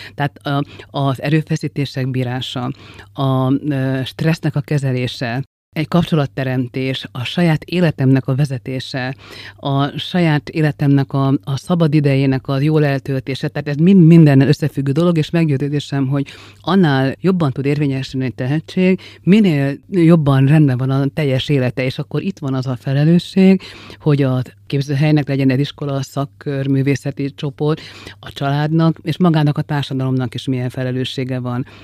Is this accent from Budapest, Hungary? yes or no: no; Szolnok, Jász-Nagykun-Szolnok, Hungary